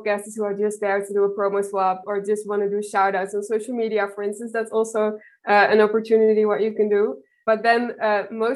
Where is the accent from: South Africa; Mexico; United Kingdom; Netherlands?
Netherlands; from the Netherlands, and I work for Audrey, which is a startup based in Berlin